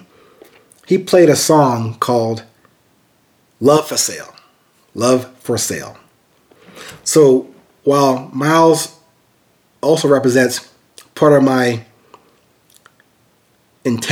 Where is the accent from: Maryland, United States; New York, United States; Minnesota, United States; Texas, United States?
New York, United States; Amityville; growing up in a very musically and artistically gifted family in Long Island, New York. Actually, I was born in Amityville, New York